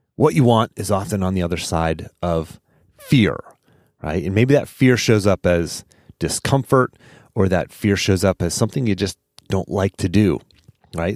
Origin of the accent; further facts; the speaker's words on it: Pittsburgh, Pennsylvania, United States; now in Charlottesville, United States; I'm from Pittsburgh. originally